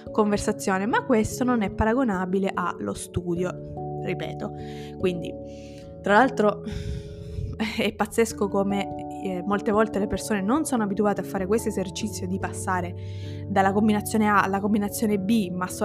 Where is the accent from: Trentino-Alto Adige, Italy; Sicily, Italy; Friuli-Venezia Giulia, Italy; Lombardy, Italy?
Sicily, Italy; accent: Sicilian; now in Piedmont, Italy; ti usciva di nuovo l'accento siciliano che io ho parzialmente perso perché vivo in Piemonte da 10 anni, da più di 10 anni